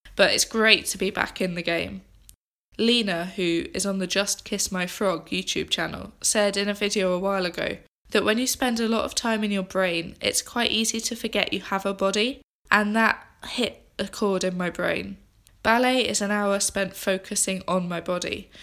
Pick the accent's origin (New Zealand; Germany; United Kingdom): United Kingdom; England; moved away as an adult; now in Scotland, United Kingdom; I'm an English girl who has recently moved to Scotland